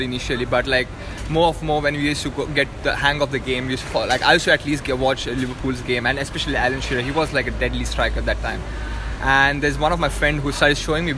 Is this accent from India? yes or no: yes; India; moved away as an adult; now in Sydney, Australia; I used to travel from my from the engineering college I used to study all the way to my hometown to watch these games at night, because in India